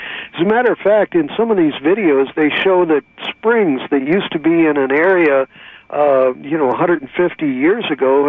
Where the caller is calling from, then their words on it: California, United States; I'm calling you from California, and lately I've been watching these videos on YouTube about a place in China that was pretty barren.